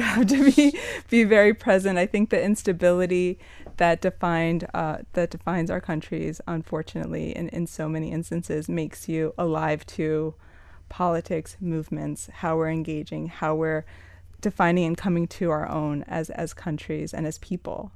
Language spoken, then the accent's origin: English; Miami, Florida, United States; also born or lived in New York; Born and raised in Miami. Left for New York when I was eighteen to study